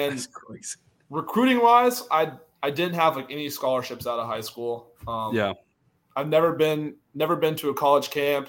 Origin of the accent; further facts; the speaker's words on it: Charlotte, North Carolina, United States; moved away as an adult; also born or lived in Louisiana; I'm from North Carolina, so I grew up a Panthers fan